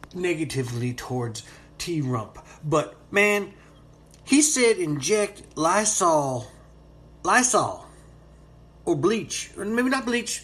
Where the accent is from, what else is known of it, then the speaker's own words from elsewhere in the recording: Florida, United States; I am a Floridian